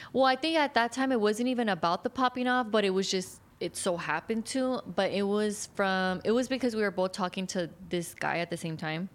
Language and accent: English; Riverside, California, United States; first language English; I'm from Riverside.